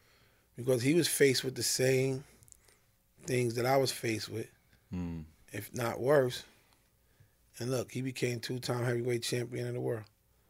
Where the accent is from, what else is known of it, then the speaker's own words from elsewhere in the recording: New York City, New York, United States; growing up in Brownsville.